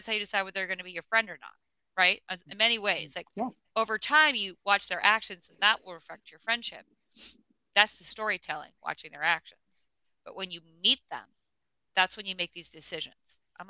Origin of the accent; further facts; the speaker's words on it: Alaska, United States; I think also growing up in Alaska, you know, I spent a lot of time like on riverbanks bored as a kid